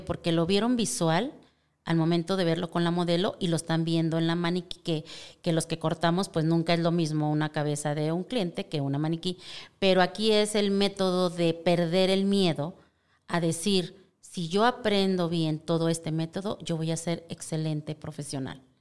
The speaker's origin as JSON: {"language": "Spanish", "region": "Durango", "country": "Mexico", "tie": "born or raised there", "said": "soy yo de Durango, nacida en Durango"}